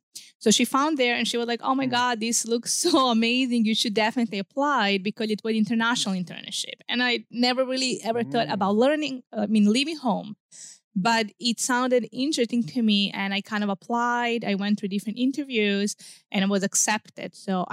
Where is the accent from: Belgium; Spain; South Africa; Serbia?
Serbia; English is a second language; Okay, so let's go back then from where I'm originally from. So sure. I'm from Serbia. It's one small country in southeastern Europe.